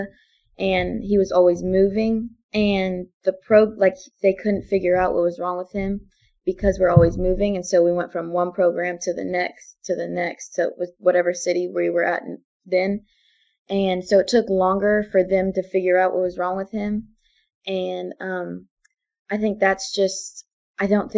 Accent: Enterprise, Alabama, United States; also born or lived in San Antonio, Texas / Hawaii; we came to Enterprise, Alabama. So he worked on Fort Rucker, and he finished out his career at Fort Rucker, and we've stayed there. And we've been at Enterprise for about 12 years now

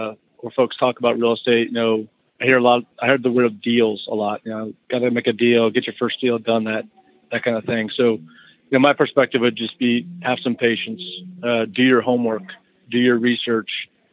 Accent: Florida, United States; So mostly I grew up in Florida, but, you know, I own a house in Georgia and I own a house in Tennessee.

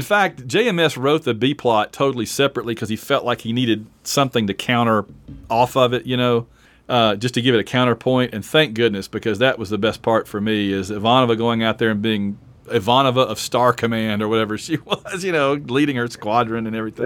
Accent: Alabama, United States; moved away; also born or lived in Atlanta, Georgia; I'm from Alabama, but I lived in Atlanta for eleven years.

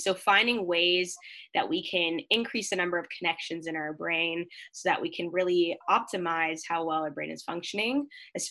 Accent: Mississauga, Ontario, Canada; now in London, Canada; I'm originally from Mississauga, Ontario, so close to the GTA

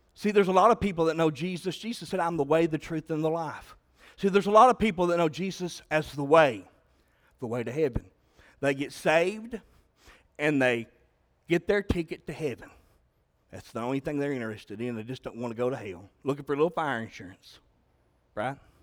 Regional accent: Southeastern Kentucky, United States; I'm from Southeastern Kentucky

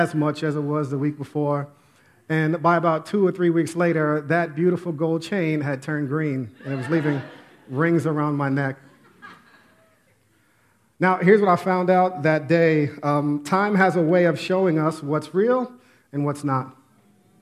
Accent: Westchester, New York, United States; I grew up in Westchester, right outside the Bronx

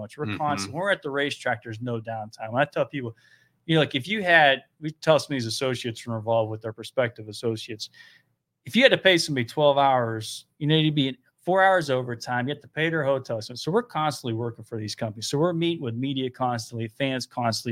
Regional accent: Youngstown, Ohio, United States; we're from Youngstown, Ohio

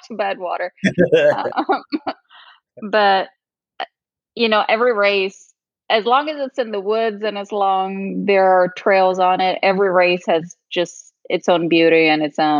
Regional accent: Trentino-Alto Adige, Italy; moved away as an adult; now in United States; North Italy. So it's called Alto Adige. It's the region really close to but on the Alps, really close to the border with Austria. That's where my family is from. That's where I was born and raised. And I came here when I was about 19

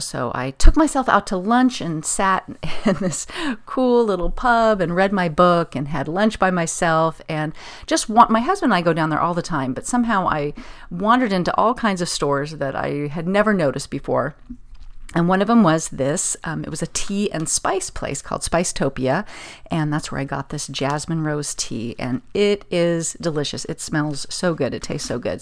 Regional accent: Pasadena, California, United States; it would be my hometown

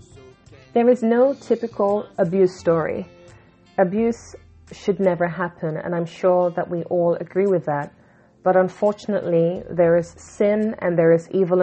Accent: London, United Kingdom; I was born in London, England, to Jamaican parents

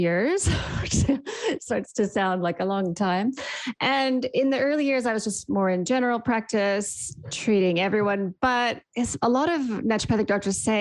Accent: Canada; accent: Canadian; moved away as an adult; also born or lived in Sydney, Australia; now in New Zealand; You can hear from my accent, I'm Canadian.

